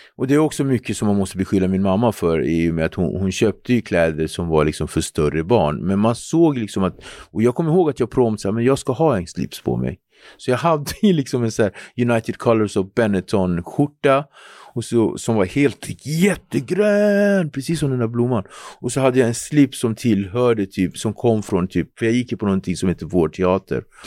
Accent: Nacka, Stockholm County, Sweden; also born or lived in Cape Verde (heritage) / Henriksdalsringen, Nacka; Jag kommer från Ektorp. Ektorp är pittoreskt, idylliskt.

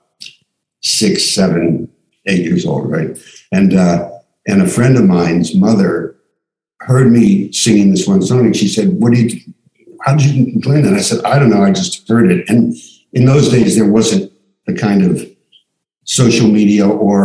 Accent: Miami Beach, Florida, United States; born or raised there; also born or lived in Pittsburgh, Pennsylvania; now in Santa Monica, United States

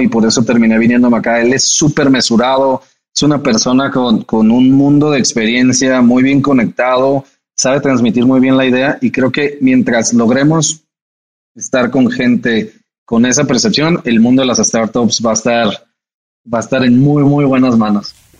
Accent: Jalisco, Mexico; en Jalisco, de donde yo soy

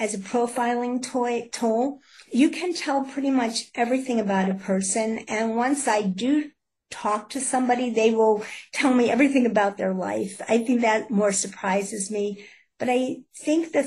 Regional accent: Pittsburgh, Pennsylvania, United States; I'm from Pittsburgh, Pennsylvania.

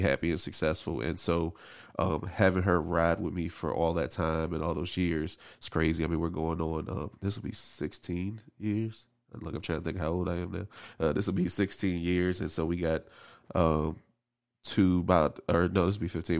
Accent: District Heights, Maryland, United States; born or raised there; also born or lived in Camp Springs, Maryland

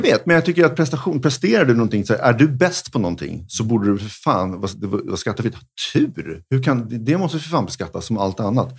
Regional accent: Sweden; vi var från Sverige

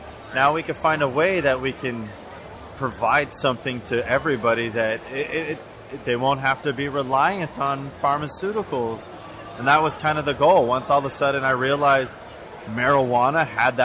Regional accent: Los Angeles, California, United States; growing up in Los Angeles

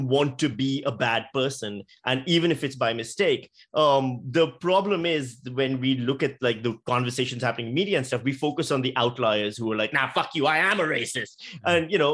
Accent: Karachi, Sindh, Pakistan; moved away as an adult; now in Australia; as a Pakistani guy who grew up in Pakistan

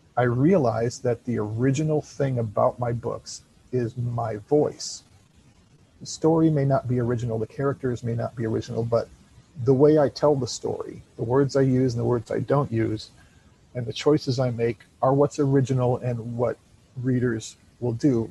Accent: Illinois, United States; moved away as an adult; now in Florida, United States; I'm originally from Illinois, but I now live in Florida

